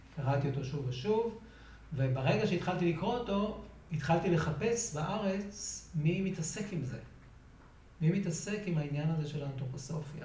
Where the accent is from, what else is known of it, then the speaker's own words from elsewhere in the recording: Revivim, Southern District, Israel; אני נולדתי בקיבוץ רביבים, אשר בנגב.